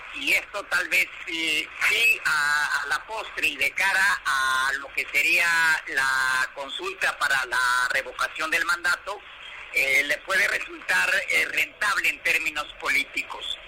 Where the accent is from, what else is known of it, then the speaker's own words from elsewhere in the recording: Mexico; nuestra identidad como mexicanos